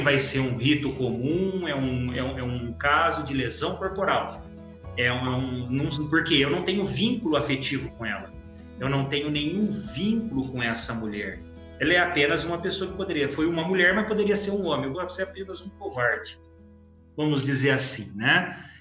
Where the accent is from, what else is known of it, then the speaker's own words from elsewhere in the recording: Campinas, São Paulo, Brazil; eu sou de Campinas